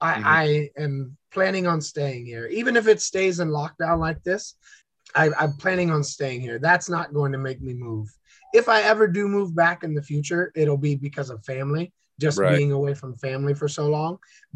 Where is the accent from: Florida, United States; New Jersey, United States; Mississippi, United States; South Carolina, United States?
Florida, United States; New Smyrna Beach; also born or lived in Orlando; New Smyrna Beach, Florida, and then went to university at the University of Central Florida in Orlando and lived there for about 10 years.